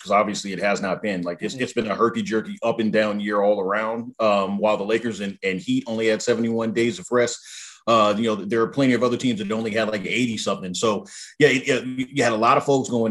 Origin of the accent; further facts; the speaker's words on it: Southern California, United States; I grew up in Southern California